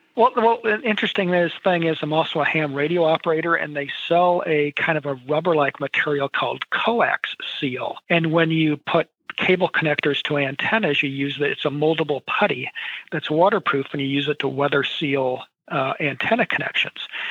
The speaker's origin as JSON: {"language": "English", "town": "Williamsburg", "region": "Iowa", "country": "United States", "tie": "born or raised there", "said": "Williamsburg, Iowa, just uh, a little west of Iowa City, uh, which is my hometown"}